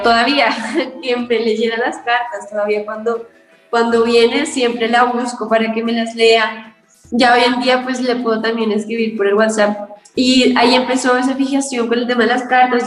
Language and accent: Spanish; Colombia; Yo soy una cantautora colombiana.